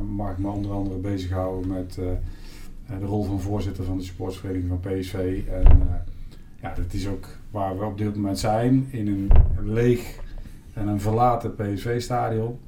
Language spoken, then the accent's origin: Dutch; Eindhoven, North Brabant, Netherlands; Ik ben geboren in Eindhoven